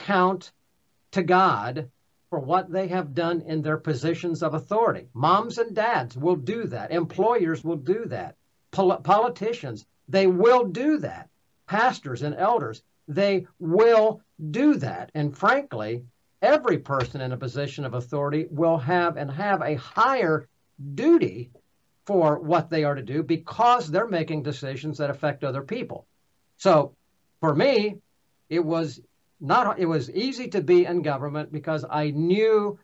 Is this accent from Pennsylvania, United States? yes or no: yes; Pennsylvania, United States; I'm from Pennsylvania